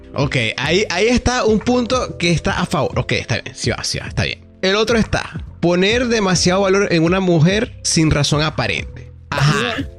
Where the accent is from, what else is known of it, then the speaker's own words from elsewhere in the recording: Venezuela; soy venezolano